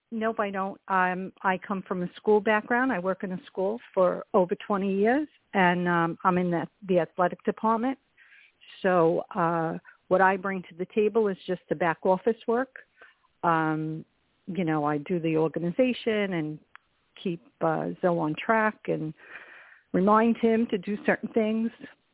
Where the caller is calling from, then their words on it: Long Beach, California, United States; I'm calling from Long Beach.